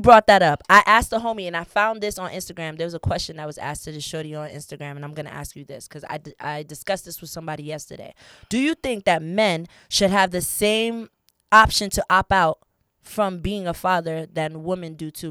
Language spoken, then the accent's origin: English; Fort Lauderdale, Florida, United States; also born or lived in New York; I'm originally from New York, but I was raised in South Florida, Fort Lauderdale, Florida